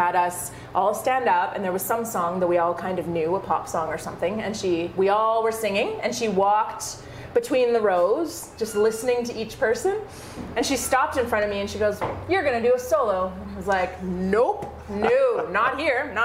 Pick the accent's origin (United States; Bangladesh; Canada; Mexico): Canada; Thunder Bay, Ontario; moved away as an adult; also born or lived in Cochrane, Alberta; now in Calgary, Canada; I grew up in Thunder Bay, Ontario.